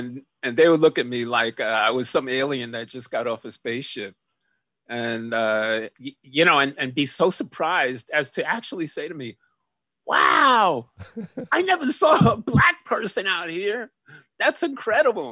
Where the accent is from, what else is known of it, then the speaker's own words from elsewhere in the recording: New York City, New York, United States; being a kid growing up in New York City, where I grew up in the projects